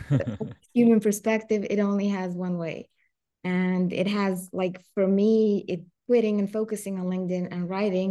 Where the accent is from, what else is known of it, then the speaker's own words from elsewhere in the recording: Serbia; English is a second language; I come from Serbia.